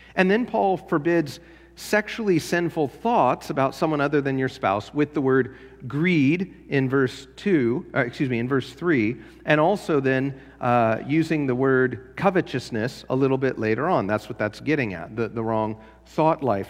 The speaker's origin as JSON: {"language": "English", "town": "Los Angeles", "region": "California", "country": "United States", "moved": "yes", "lives_now": "Spotsylvania, United States", "said": "I was from LA, I was from Los Angeles"}